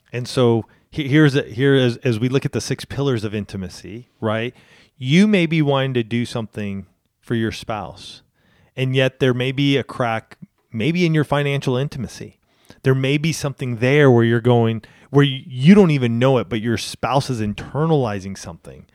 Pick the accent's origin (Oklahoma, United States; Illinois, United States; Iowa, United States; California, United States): California, United States; Southern; I grew up in Southern California